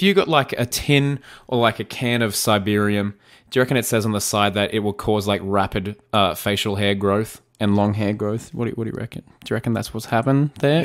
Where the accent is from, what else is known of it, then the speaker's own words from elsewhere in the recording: Australia; I'm Australian. It's part of my dialect.